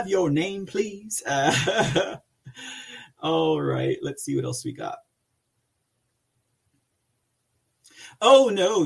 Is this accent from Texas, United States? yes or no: yes; Texas, United States; I'm from Texas